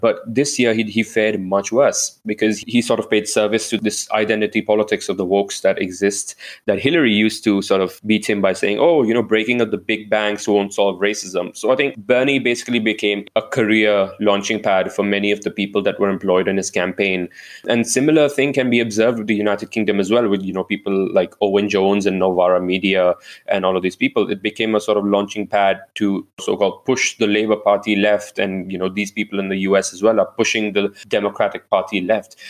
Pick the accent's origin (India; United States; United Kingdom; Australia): India; moved away; I am an Indian citizen